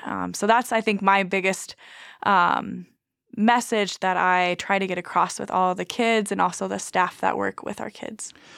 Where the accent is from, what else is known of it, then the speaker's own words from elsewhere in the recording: Nebraska, United States; also born or lived in Sierra Leone; now in Minot, United States; I grew up on a Native American reservation in Nebraska